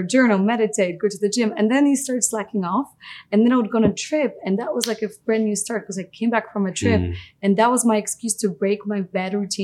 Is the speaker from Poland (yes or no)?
yes; Poland; moved away; I grew up in Poland.